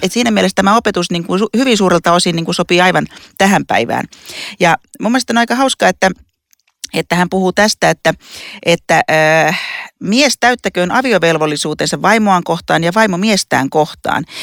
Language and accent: Finnish; Lapua, South Ostrobothnia, Finland; mä oon siis Etelä-Pohjanmaalta, Lapualta